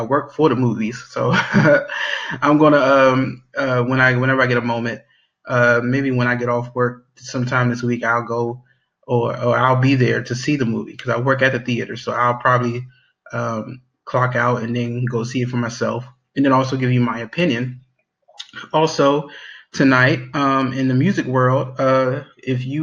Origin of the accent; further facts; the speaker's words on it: Maryland, United States; my hometown. In Maryland, you know, right in my backyard